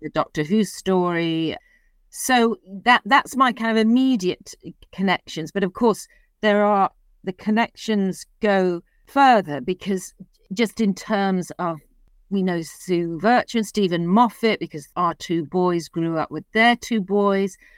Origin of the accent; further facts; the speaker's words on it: Liverpool, North West England, United Kingdom; moved away; I was born and brought up in Liverpool